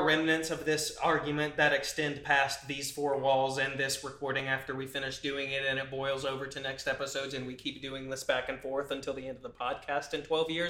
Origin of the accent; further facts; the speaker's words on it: United States; Yeah. I'm American. I know where my heart is.